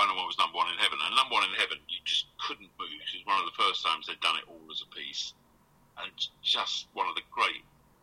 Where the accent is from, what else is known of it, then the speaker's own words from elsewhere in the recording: Essex, East of England, United Kingdom; I'm from Essex, I live in Southend, I grew up under the sound of the feel-goods